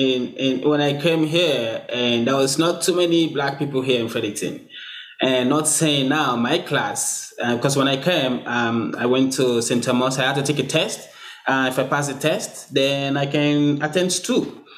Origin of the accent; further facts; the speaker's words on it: Sierra Leone; Even since day one, I come from Sierra Leone. It doesn't matter where I am, whether I'm the only black person here.